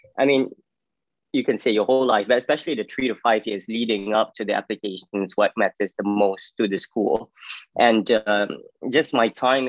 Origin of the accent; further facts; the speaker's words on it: Ipoh, Perak, Malaysia; moved away as an adult; also born or lived in Malacca, Malaysia / United Kingdom / United States; I'm from Ipoh, Malaysia. Went to boarding school when I was 12. I did A-levels. So my boarding school was College Arts and Science in Malacca.